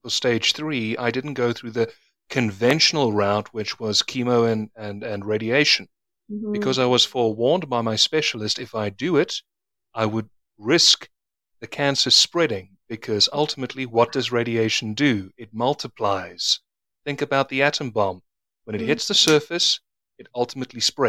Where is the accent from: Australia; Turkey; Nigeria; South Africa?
South Africa; I'm South African